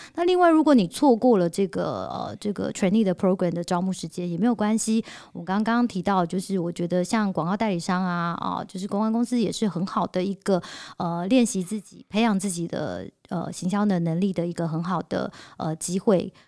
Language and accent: Chinese; Taiwan; 我们台湾人